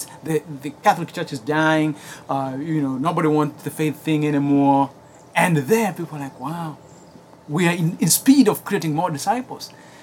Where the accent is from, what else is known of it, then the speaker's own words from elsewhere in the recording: Kenya; English is a second language; now in United States; I grew up in Kenya